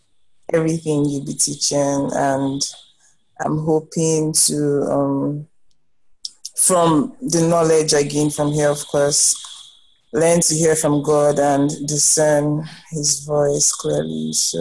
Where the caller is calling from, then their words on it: Lagos, Nigeria; I'm calling from Lagos, Nigeria. I'm new here